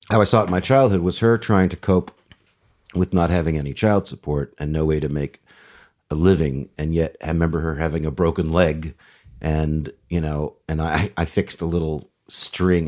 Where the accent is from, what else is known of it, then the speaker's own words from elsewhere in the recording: Beverly Hills, California, United States; I grew up in Beverly Hills in the sixties